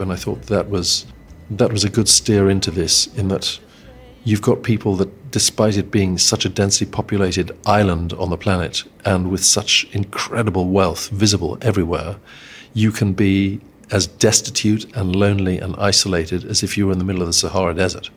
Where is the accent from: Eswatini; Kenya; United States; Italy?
Eswatini; where I grew up in Swaziland